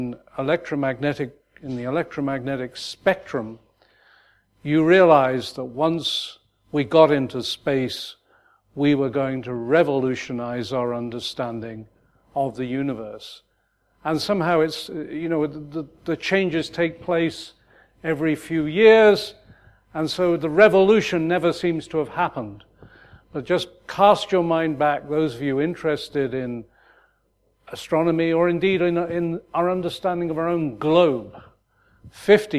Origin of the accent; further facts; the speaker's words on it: United Kingdom; moved away as an adult; back in my home country